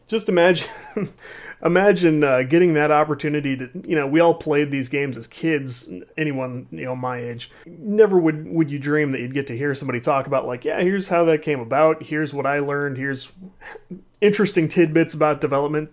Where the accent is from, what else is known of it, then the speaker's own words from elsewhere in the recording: Midwest, United States; I'm a dude from the Midwest